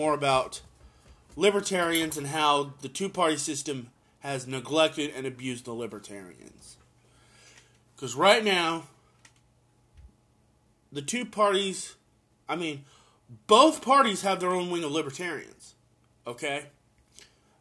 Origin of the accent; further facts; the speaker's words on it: Oklahoma, United States; I'm from Oklahoma